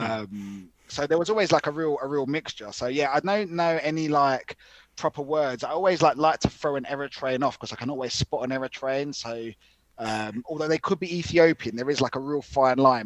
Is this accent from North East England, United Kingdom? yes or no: no; London, United Kingdom; growing up in England